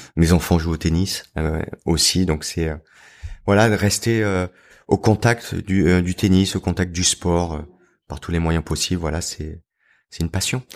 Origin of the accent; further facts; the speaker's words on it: Pra-Loup, Provence-Alpes-Côte d'Azur, France; J'ai grandi dans les Alpes du Sud, à Pralou